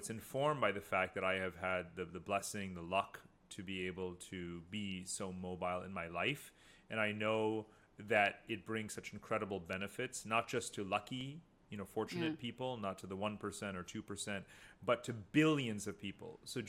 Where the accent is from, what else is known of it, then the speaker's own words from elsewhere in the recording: Abu Dhabi, United Arab Emirates; also born or lived in India / United States; now in Germany; So I was born in India, I grew up in Abu Dhabi, then moved to America, and then came to Germany.